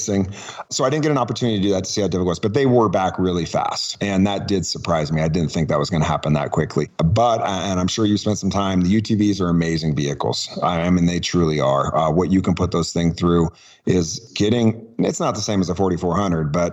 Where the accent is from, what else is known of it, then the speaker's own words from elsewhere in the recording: Truckee, California, United States; also born or lived in Oakland, California; moved up here when I was one